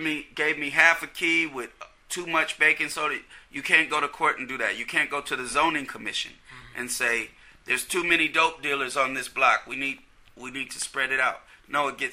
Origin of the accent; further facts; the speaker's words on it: Oakland, California, United States; I grew up in East Oakland.